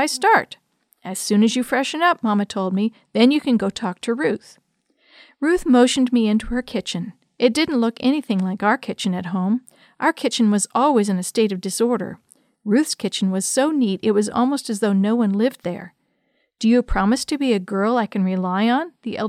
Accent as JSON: {"language": "English", "region": "Connecticut", "country": "United States", "tie": "born or raised there", "said": "the capital city of my home state of Connecticut."}